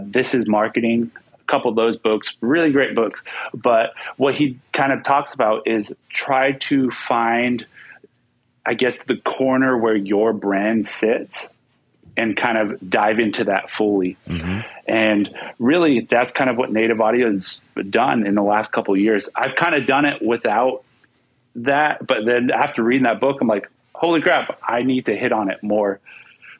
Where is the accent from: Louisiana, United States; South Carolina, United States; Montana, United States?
Montana, United States; Blackfeet Reservation; I was born and raised on the Blackfeet Reservation